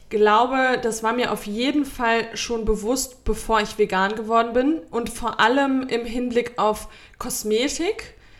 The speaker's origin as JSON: {"language": "German", "country": "Germany", "said": "bei uns in Deutschland"}